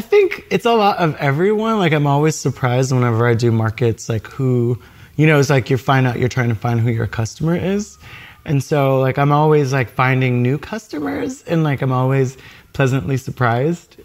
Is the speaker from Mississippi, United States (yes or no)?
no; New York City, New York, United States; also born or lived in Harlem, New York; as a New Yorker from well from Brooklyn